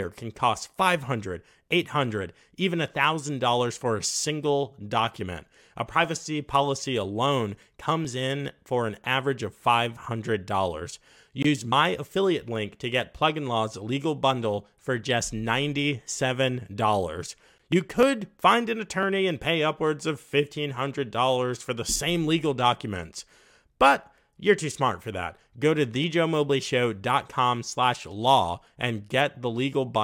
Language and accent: English; United States; I'm from the United States